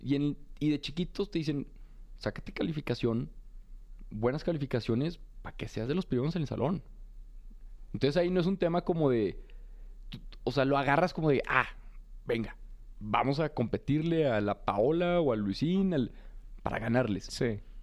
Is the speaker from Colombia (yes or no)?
no; Torreón, Coahuila, Mexico; also born or lived in Monterrey; now in Mexico City, Mexico; soy un joven de Torreón, pues muy común y corriente, muy de provincia